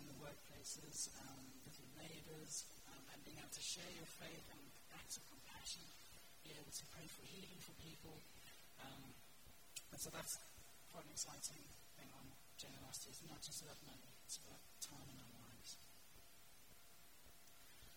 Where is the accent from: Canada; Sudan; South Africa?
South Africa; moved away; I grew up in South Africa, which is why I talk from the accent